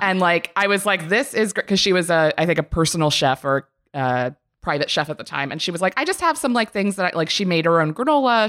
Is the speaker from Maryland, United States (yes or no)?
yes; Maryland, United States; I am from Maryland